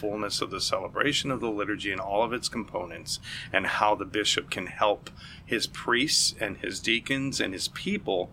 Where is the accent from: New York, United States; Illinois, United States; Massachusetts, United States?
Massachusetts, United States; Springfield; moved away; I'm originally from Springfield, Massachusetts, where I started playing in church around the time, I believe I was 13 years old